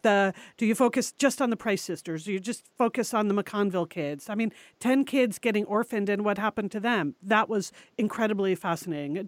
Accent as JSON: {"language": "English", "region": "New England", "country": "United States", "tie": "born or raised there", "said": "we grew up in New England"}